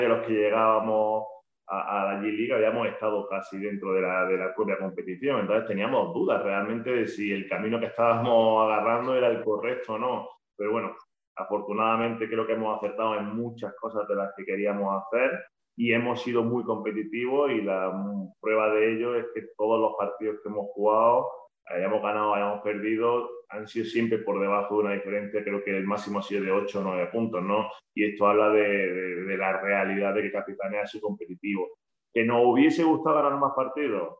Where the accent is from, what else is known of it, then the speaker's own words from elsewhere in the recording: Granada, Andalusia, Spain; en casa, en Granada, de donde yo soy